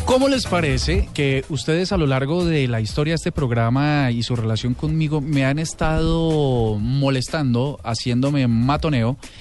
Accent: Bogotá, Colombia; colombianos, bogotanos

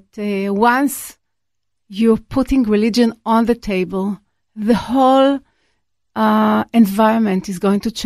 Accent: Israel; I was born in Israel

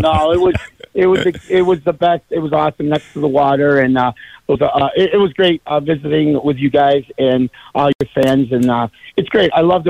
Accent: Italy; now in United States; I grew up in Italy, so we didn't have a lot of the Christmas tree stuff when growing up.

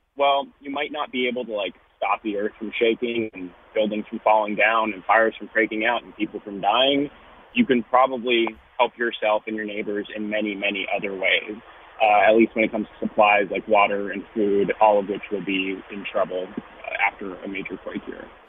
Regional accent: Los Angeles, California, United States; I grew up in Los Angeles

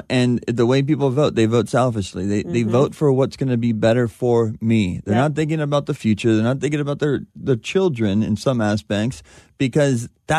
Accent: California, United States; I mean, growing up in Southern California, you got to drive on these freeways all the time.

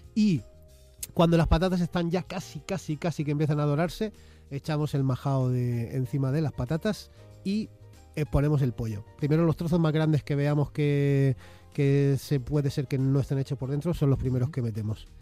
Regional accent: Molina de Segura, Region of Murcia, Spain; now in Madrid, Spain; Hace años ya que vivo aquí en Madrid y yo soy de Murcia en realidad

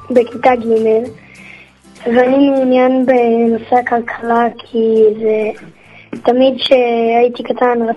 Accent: Tel Aviv, Tel Aviv District, Israel; אני מתל אביב.

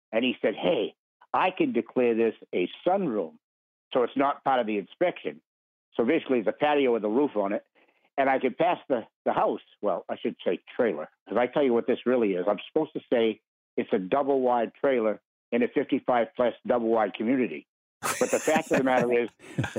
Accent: New Hampshire, United States; I'm from New Hampshire

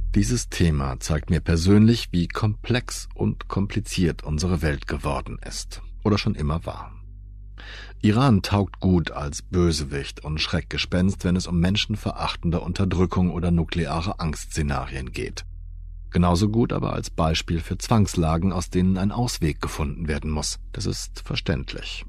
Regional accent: Germany; als Deutscher

